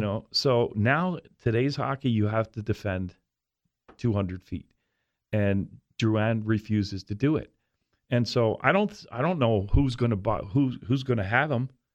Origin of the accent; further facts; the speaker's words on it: Philadelphia, Pennsylvania, United States; moved away; I was from Philly